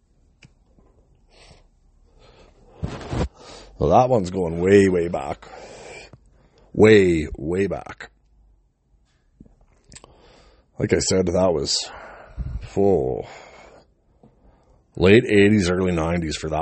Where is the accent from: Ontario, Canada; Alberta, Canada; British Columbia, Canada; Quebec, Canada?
British Columbia, Canada; away from my hometown in BC